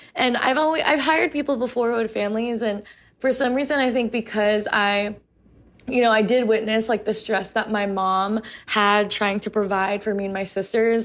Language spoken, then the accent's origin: English; United States; also born or lived in New York City, New York / Portland, Oregon; we've grown up being catcalled on the streets of New York City. We've grown up with microaggressions and racism in Portland, Oregon and online